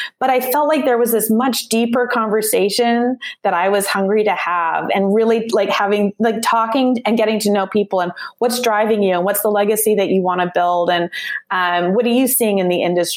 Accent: Calgary, Alberta, Canada; moved away as an adult; now in Vancouver area, Canada; I'm actually originally born and raised in Calgary. So I'm a prairie girl, born and raised for the first half of my life

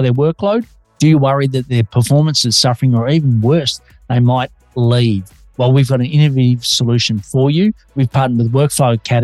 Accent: Australia; now in Melbourne, Australia

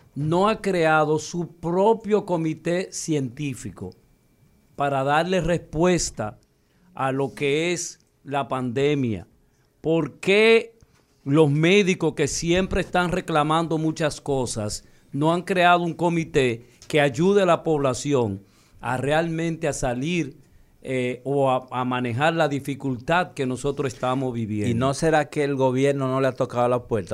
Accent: Dominican Republic; nosotros los dominicanos

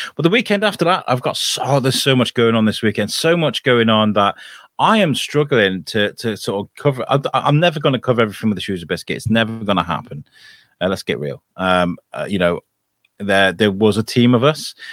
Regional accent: United Kingdom; now in Shrewsbury, United Kingdom; me being British

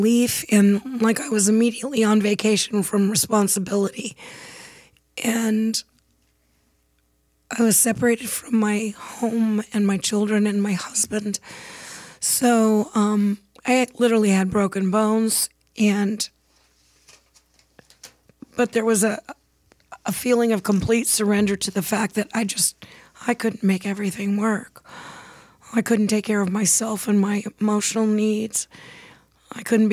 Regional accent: San Diego, California, United States; I was born and raised in San Diego, California, in North County

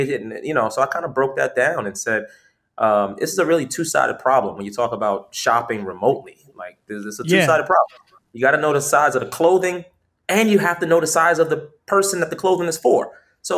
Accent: New York City, New York, United States; fashion has always been a big part of kind of growing up in New York City.

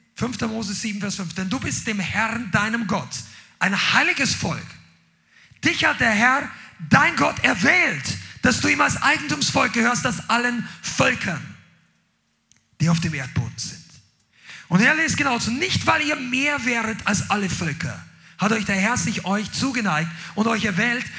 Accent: Germany; Mein Pass sagt, ich bin Deutscher.

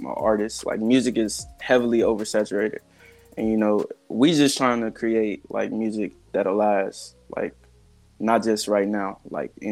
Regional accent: Arkansas, United States; So I'm from Arkansas. I'm from Blavo, Arkansas, born and raised

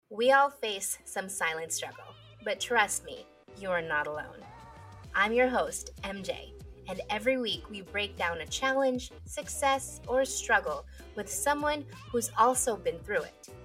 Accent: Philippines; talking as a Filipino

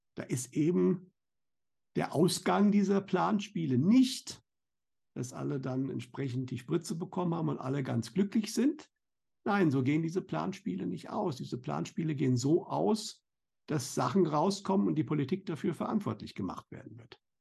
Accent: Germany; bei uns in Deutschland

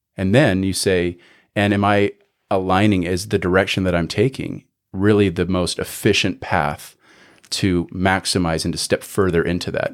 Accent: Canada; moved away as an adult; now in United States; born and raised in Canada, lived there till I was about eighteen

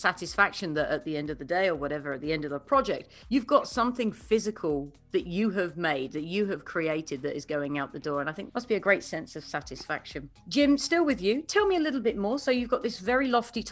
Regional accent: United Kingdom; as a Brit

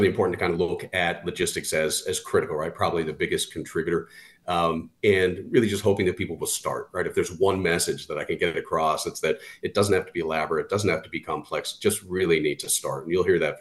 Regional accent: Southern California, United States; I grew up in Southern California car culture

